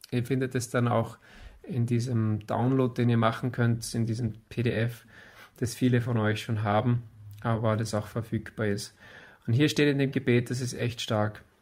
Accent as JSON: {"language": "German", "country": "Austria", "said": "Wir sind ja Österreicher, wir sind ja nicht, wir sind ja nicht Israeliten."}